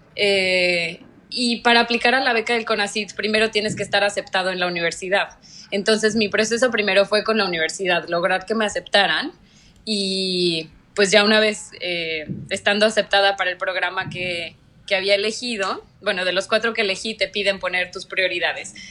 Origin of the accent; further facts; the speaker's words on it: Mexico; moved away as an adult; also born or lived in Mexico City / Lund, Sweden; now in Malaysia; siempre soy 100% orgullosamente mexicana